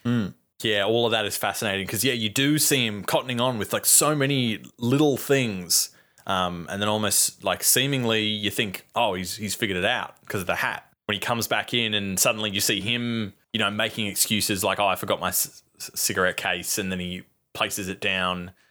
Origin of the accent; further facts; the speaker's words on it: Australia; we're fucking from Australia